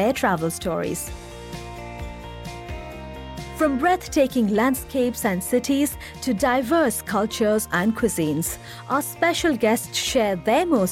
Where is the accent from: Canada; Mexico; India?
India; moved away; my home country India